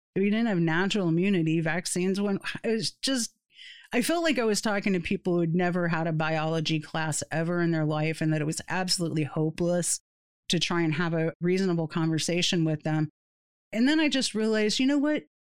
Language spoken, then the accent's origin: English; Satellite Beach, Florida, United States; moved away; also born or lived in East Tennessee; people that I grew up with in Satellite Beach or people that I went to school with in East Tennessee